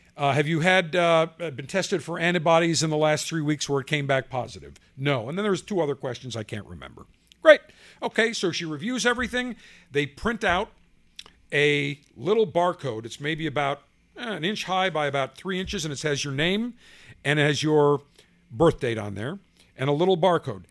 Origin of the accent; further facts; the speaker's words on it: Buffalo, New York, United States; moved away; also born or lived in Tampa; When I grew up in Buffalo